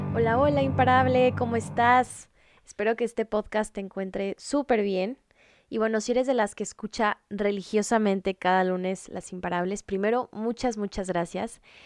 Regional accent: Culiacán, Sinaloa, Mexico; Yo soy de Culiacán, Sinaloa, arriba el norte de México

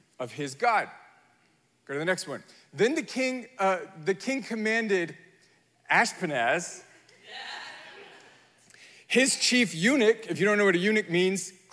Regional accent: United States; I am American

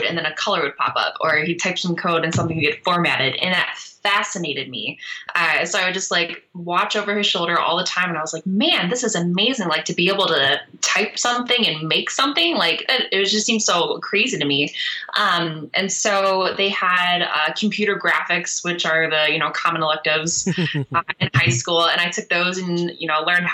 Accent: Ypsilanti, Michigan, United States; accent: Michigander; I grew up in Ypsilanti, Michigan, which is near Ann Arbor

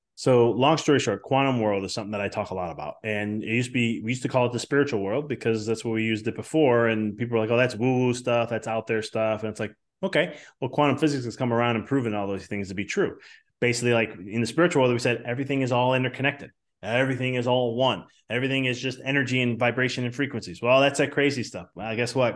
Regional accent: Chicago, Illinois, United States; moved away as an adult; now in Knoxville, United States; I'm from Chicago

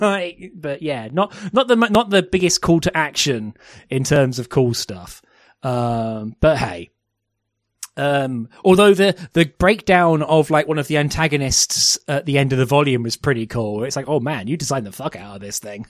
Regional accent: United Kingdom; as British um, people

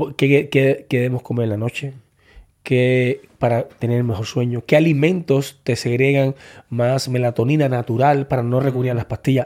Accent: Cuba; moved away as an adult; Yo salí de Cuba con 19 años

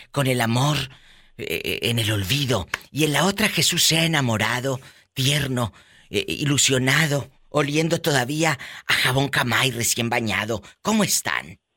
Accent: Tlaxcala, Mexico; now in New Jersey, United States; Del estado de Tlaxcala.

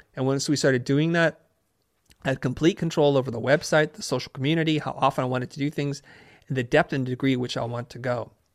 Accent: San Jose, California, United States; also born or lived in Saigon, Vietnam; I grew up in Northern California in San Jose

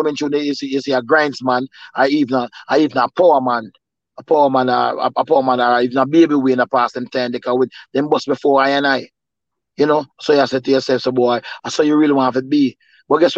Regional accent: Jamaica; Growing up in Jamaica

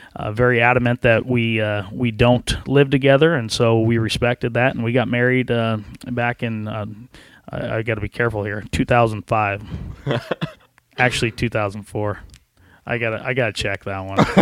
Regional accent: Central Nebraska, United States; I was from Central Nebraska, out by Hastings and Harvard area

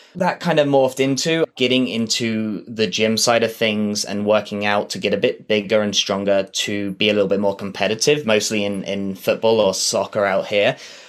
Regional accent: Southampton, South East England, United Kingdom; moved away as an adult; now in Calgary, Canada; So I was born in a place called Southampton in England, and I lived there for the first 19 years of my life before emigrating here to Canada.

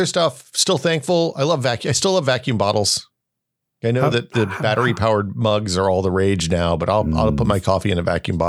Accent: Tennessee, United States; But dude, I grew up in Northeast Tennessee, so I don't know.

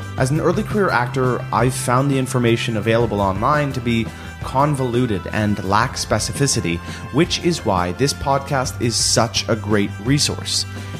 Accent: Toronto, Ontario, Canada; moved away as an adult; also born or lived in New York City / London; I was born and raised in Toronto, Canada.

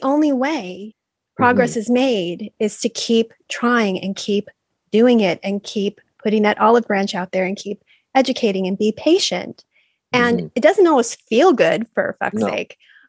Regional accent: Valencia, California, United States; I was at CalArts during that time and I came from Valencia. Like it was just so beige

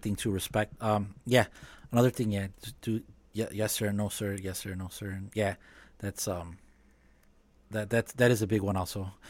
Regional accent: Chicago, Illinois, United States; growing up in Chicago, living in Chicago

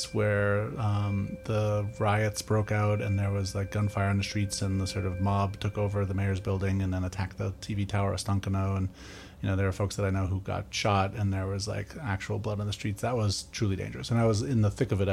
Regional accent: Newton, Massachusetts, United States; also born or lived in New York / Moscow, Russia; I grew up in Newton, Massachusetts, not that far away from here

